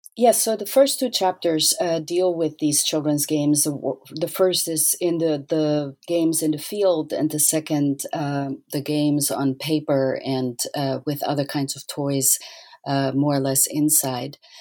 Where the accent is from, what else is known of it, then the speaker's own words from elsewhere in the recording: Austria; I grew up in Austria